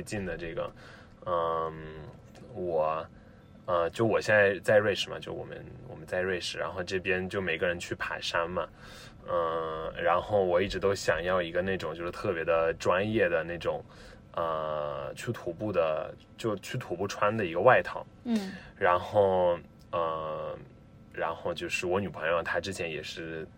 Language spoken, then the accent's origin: Chinese; Rome, Lazio, Italy; Chinese is a second language; 我来自罗马